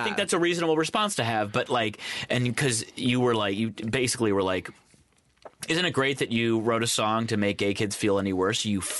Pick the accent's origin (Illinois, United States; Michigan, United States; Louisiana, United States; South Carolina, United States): Michigan, United States; Ann Arbor; moved away as an adult; also born or lived in New York; now in Los Angeles, United States; growing up in Ann Arbor, Michigan, and going to school at University of Michigan